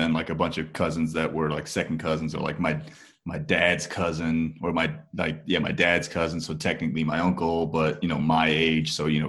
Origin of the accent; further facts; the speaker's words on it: Parsippany, New Jersey, United States; And then my mom's family moved to Parsippany, New Jersey. And that's where I was born and raised in Parsippany. I was born in a nearby suburb of Parsippany where the hospital was. And then I was raised in Parsippany, New Jersey.